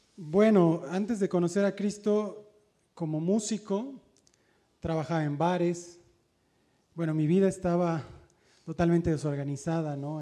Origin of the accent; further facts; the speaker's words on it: Mérida, Yucatán, Mexico; moved away; also born or lived in Mexico City; yo vengo de la ciudad de Mérida, Yucatán y vengo de un hogar destrozado